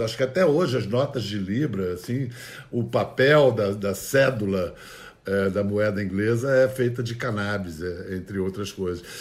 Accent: Brazil; moved away as an adult; also born or lived in London; mim, como brasileiro, chegando a Londres

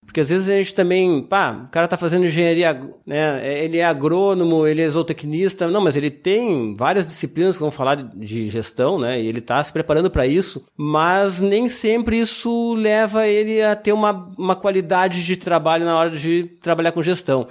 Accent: Rio Grande do Sul, Brazil; moved away; Eu vim do Rio Grande do Sul, um estado agrícola que todo mundo conhece.

